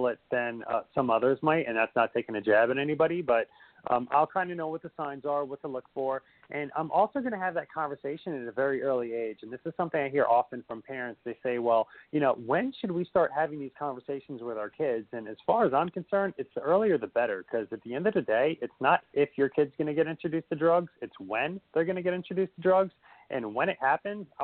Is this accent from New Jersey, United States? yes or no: yes; Union, New Jersey, United States; we grew up in Union, New Jersey